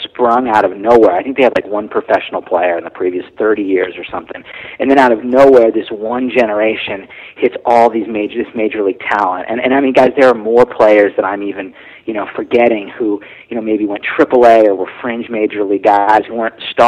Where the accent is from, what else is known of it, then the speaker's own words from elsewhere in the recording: San Diego, California, United States; I'm from San Diego